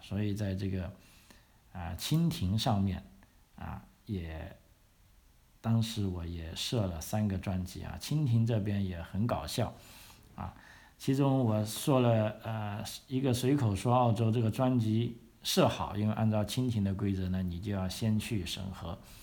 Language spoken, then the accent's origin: Chinese; Guangzhou, Guangdong, China; moved away as an adult; also born or lived in Victoria, Australia; now in Australia; 我的 故乡啊，广东省这个广州市